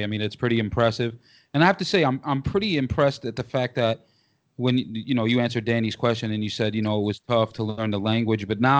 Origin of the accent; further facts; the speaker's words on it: United States; I mean, that's impressive. I can't even do that, and I'm American.